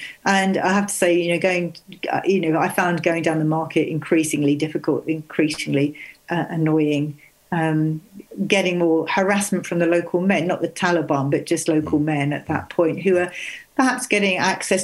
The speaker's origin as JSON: {"language": "English", "area": "Sussex", "region": "South East England", "country": "United Kingdom", "tie": "born or raised there", "said": "I was brought up in Sussex and I didn't learn Welsh."}